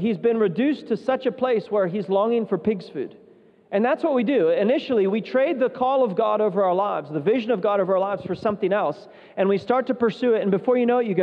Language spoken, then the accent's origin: English; West Virginia, United States; moved away as an adult; also born or lived in Zambia; I was from West Virginia, which is kind of, you know, a redneck state